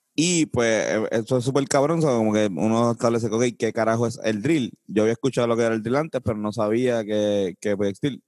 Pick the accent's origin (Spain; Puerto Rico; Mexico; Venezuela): Puerto Rico; nosotros conocemos como puertorriqueños